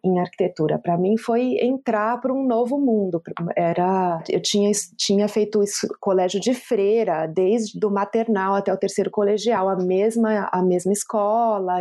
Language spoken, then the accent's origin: Portuguese; Brazil; eu sou uma pessoa que cresci na Zona Sul